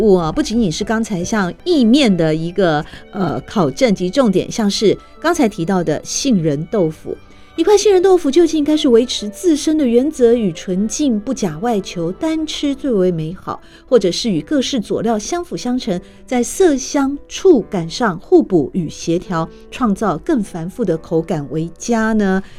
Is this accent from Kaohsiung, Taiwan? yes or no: no; Taipei, Taiwan; 我们台北人还下去还买得起吗？